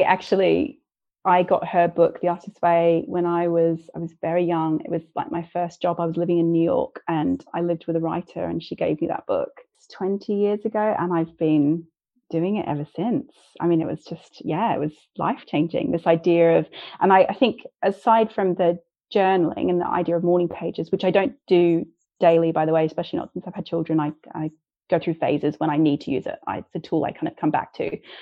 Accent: Australia; moved away; I'm Australian and I don't have any family in this country as well.

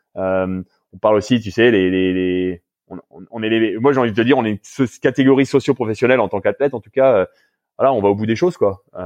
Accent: France; moved away as an adult; now in Canada; en ayant grandi en France et en étant français

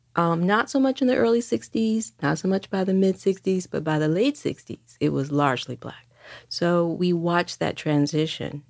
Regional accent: Detroit, Michigan, United States; moved away as an adult; also born or lived in New York; I grew up in Detroit throughout the sixties and seventies.

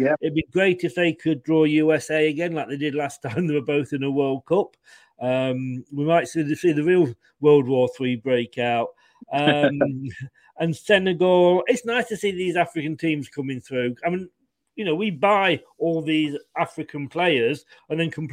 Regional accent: England, United Kingdom; I'm obviously being English

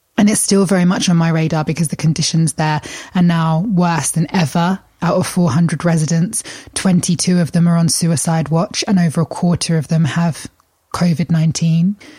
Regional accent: Kent, South East England, United Kingdom; I grew up in Kent. My family live in Kent

